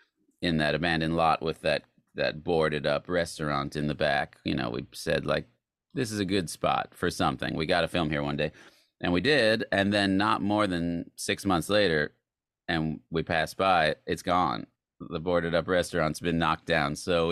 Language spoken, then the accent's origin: English; Tucson, Arizona, United States; Tucson, Arizona, and Tucson.